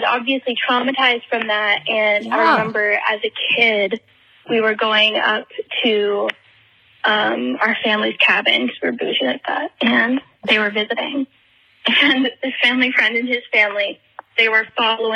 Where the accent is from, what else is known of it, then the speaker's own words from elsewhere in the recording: Vermont, United States; I'm from Vermont, and I live right in the center of it, in a house in the middle of the woods.